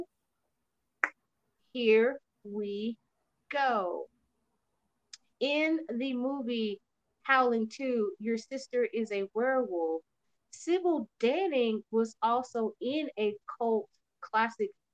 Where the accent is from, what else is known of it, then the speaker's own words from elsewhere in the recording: Texas, United States; I'm from Texas